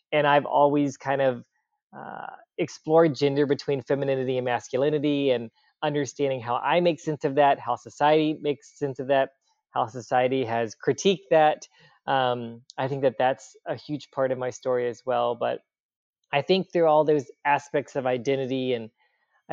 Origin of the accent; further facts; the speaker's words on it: Gulfport, Mississippi, United States; I was born and raised in Gulfport, Mississippi